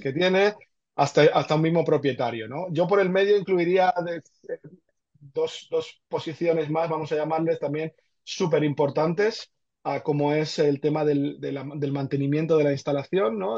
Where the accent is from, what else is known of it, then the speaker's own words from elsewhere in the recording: Argentina; now in Barcelona, Spain; Yo nací en Argentina, llevo aquí muchos años ya.